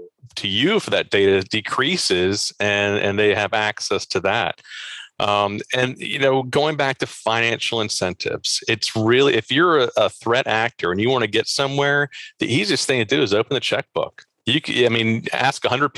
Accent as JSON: {"language": "English", "region": "Maryland", "country": "United States", "said": "I'm from the Baltimore region"}